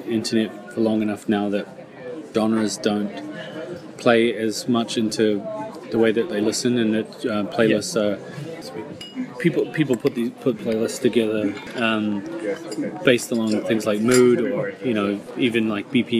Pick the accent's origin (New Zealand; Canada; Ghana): New Zealand; growing up in New Zealand